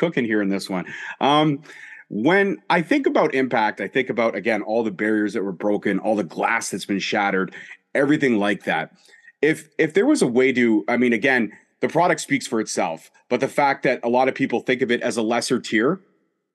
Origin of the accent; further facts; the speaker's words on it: Canada; I'm a Canadian